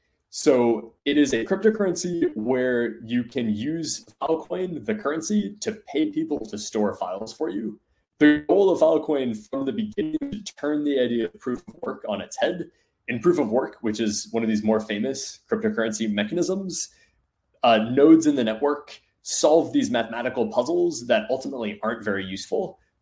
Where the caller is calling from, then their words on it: Seattle, Washington, United States; In outside of Seattle.